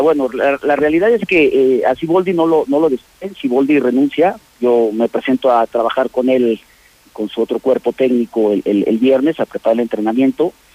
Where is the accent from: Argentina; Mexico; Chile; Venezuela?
Mexico; Aguascalientes; moved away; somos gente de Aguascalientes, nos conocemos